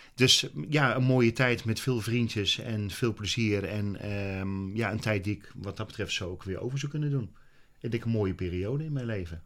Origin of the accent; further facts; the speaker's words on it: Utrecht, Netherlands; ik ben groot geworden in Utrecht